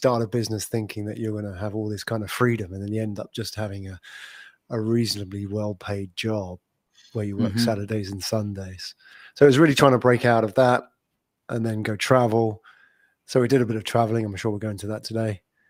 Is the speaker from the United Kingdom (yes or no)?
yes; London, United Kingdom; moved away as an adult; now in Singapore; Based here in Singapore, and I'm not from Singapore. I'm from colder climates, as we were discussing off air here, London. I haven't lived in London for 10 years.